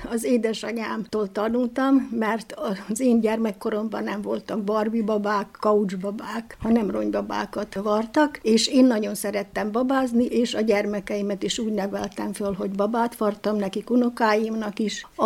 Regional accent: Csóka, Vojvodina, Serbia; now in Bačka Topola, Serbia; Terjáról Csókára költöztünk, és ide Bácskába jöttem férjhez, itt élek két gyermekemmel Topolyán

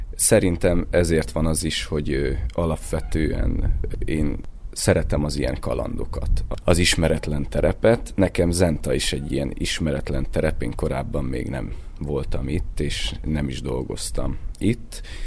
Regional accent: Debrecen, Hajdú-Bihar, Hungary; moved away; also born or lived in Budapest; Debreceni születésű vagyok

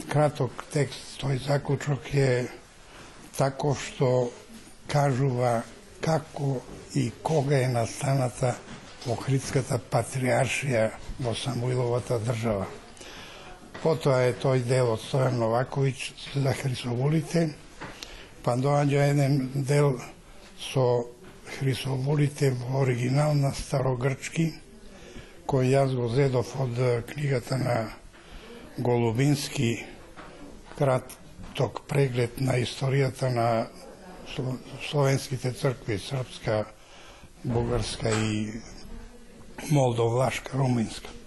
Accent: Maleshevo, North Macedonia; сум од Малешевскиот крај

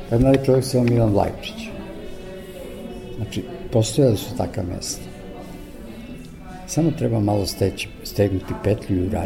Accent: Kosovo Polje, Kosovo; moved away; Ja sam rođen u Kosovoj Mitrovici, otac je bio železničar i vrlo brzo smo se preselili u Kosovo polje.

